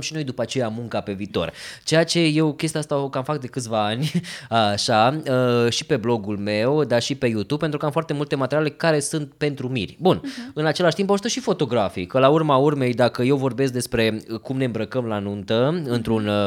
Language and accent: Romanian; Romania; sunt fotograf din România